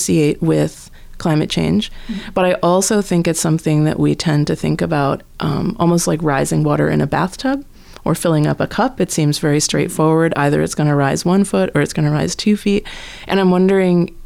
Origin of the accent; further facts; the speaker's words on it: East Coast, United States; moved away; When I was a kid, growing up on the East Coast